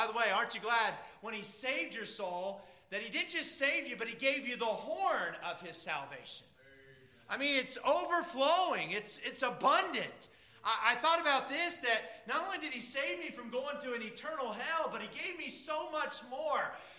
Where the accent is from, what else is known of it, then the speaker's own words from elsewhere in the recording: Pennsylvania, United States; I was from Pennsylvania, so two Yankees were together.